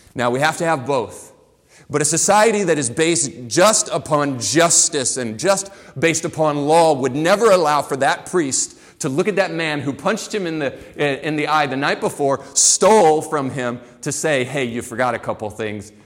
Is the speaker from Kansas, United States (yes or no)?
no; Florida, United States; I grew up in the dirty South. I grew up in Florida, and I lived on the beach, but it was a very rural community